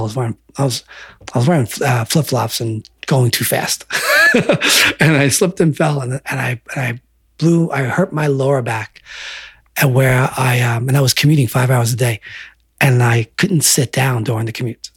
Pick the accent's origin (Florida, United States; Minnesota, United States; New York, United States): New York, United States; Selden; growing up in Selden